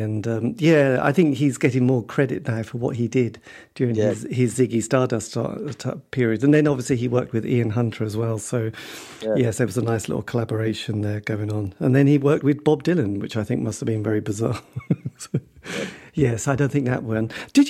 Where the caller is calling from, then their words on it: Norwich, East of England, United Kingdom; I'm in Norwich. So there you go.